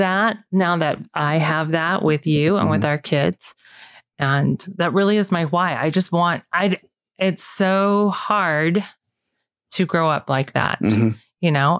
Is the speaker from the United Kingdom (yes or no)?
no; Utah, United States; moved away as an adult; also born or lived in California / Austin, Texas; We're really from Utah.